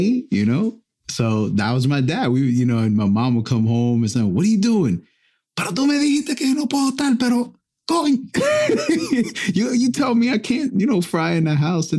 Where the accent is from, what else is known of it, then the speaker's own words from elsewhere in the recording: Perth Amboy, New Jersey, United States; also born or lived in Rahway, New Jersey; we grew up in Perth Amboy, and later in my life, we moved to Rahway, New Jersey